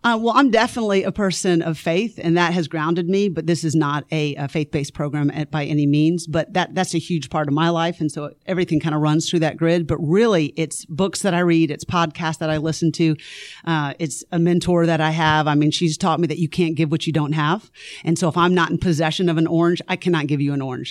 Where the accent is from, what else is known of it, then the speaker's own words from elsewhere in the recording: Lakeland, Florida, United States; moved away as an adult; also born or lived in Greenville, South Carolina / Nashville, Tennessee; now in Forsyth County, Georgia, United States; I grew up in Lakeland, Florida